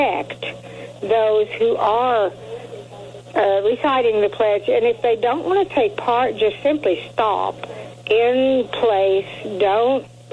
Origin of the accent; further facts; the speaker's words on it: Colorado, United States; now in Lebanon, Missouri, United States; I was raised in Colorado